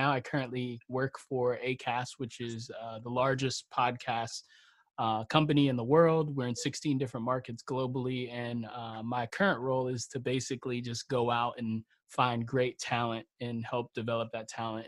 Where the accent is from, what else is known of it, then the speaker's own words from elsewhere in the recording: New York City, New York, United States; also born or lived in Florida; I hail from Brooklyn, New York. I'm a Florida boy by birth